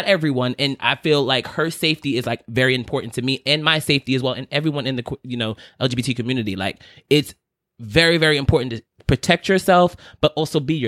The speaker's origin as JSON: {"language": "English", "area": "Long Island", "region": "New York", "country": "United States", "said": "I'm from Long Island"}